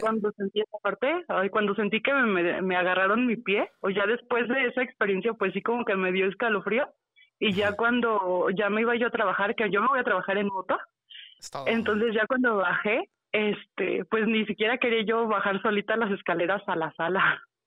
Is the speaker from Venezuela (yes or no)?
no; Mexico City, Mexico; Soy de la Ciudad de México